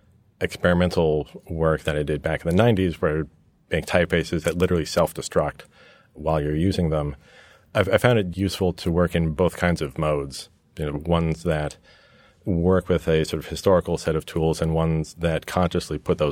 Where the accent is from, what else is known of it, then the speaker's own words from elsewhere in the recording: New York, United States; also born or lived in England; between growing up in New York with an American father and a British mother and spending lots of time back in England, I grew up in this hybrid environment.